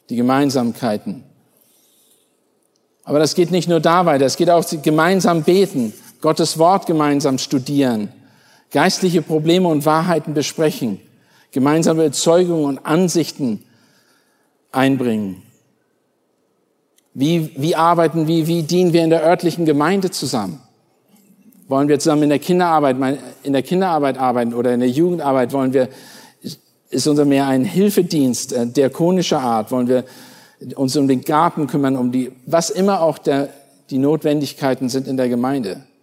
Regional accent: Germany; Meine Frau ist aufgewachsen in Kalifornien, ich bin aufgewachsen in Deutschland.

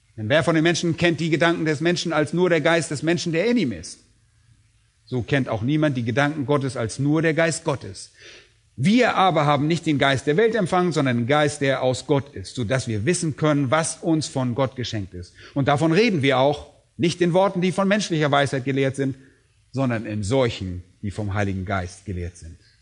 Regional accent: Germany; bei uns in Deutschland

